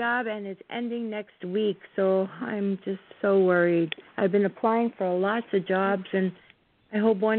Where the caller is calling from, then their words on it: New Jersey, United States; I'm calling from New Jersey.